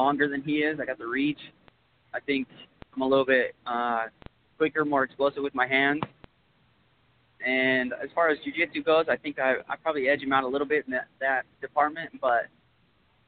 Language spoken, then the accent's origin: English; Green River, Wyoming, United States; I'm training out of my hometown, Green River, Wyoming